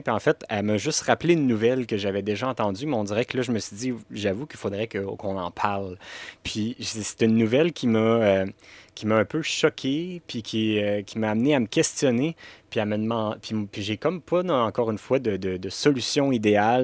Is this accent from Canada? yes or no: yes; Canada; on est Canadien